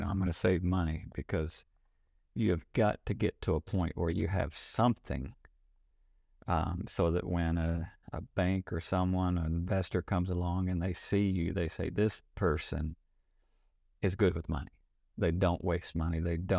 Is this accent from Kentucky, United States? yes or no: yes; Kentucky, United States; I grew up in Kentucky. Didn't have a lot growing up, so kind of muddled our way through.